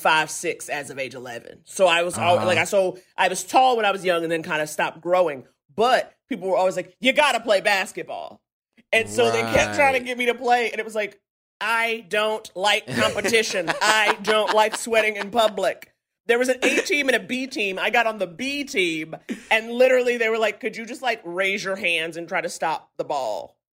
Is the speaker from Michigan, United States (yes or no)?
no; New York City, New York, United States; I grew up in Harlem. My dad's from Nigeria. My mom's from Detroit.